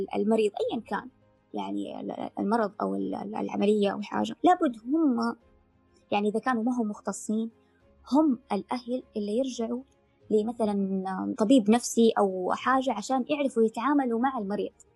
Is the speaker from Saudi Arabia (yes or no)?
yes; Mecca, Makkah Province, Saudi Arabia; انا طبعا من مكه